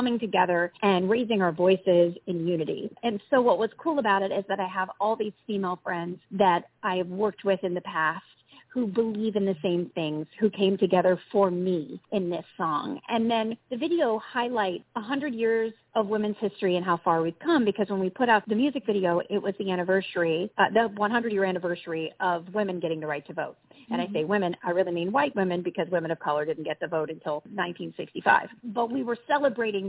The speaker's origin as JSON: {"language": "English", "region": "Kentucky", "country": "United States", "tie": "born or raised there", "also_born_or_lived": "Los Angeles, United States", "moved": "yes", "lives_now": "Tewksbury, New Jersey, United States", "said": "I grew up in Kentucky. I grew up in a town that was essentially surrounded by horse farms"}